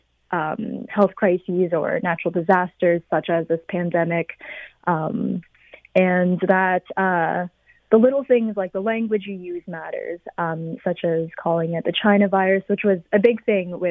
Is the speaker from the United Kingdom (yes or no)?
yes; London, United Kingdom; growing up in London as a Chinese woman